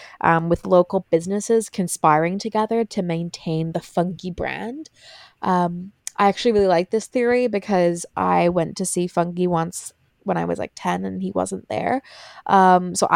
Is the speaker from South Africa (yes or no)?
no; Ireland; my home country of Ireland